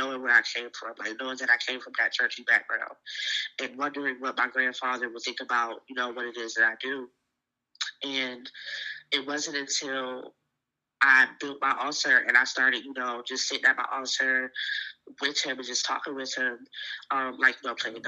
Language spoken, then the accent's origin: English; Virginia, United States; I can only speak for where I'm raised, and I feel like Virginia in total is a very spiritual place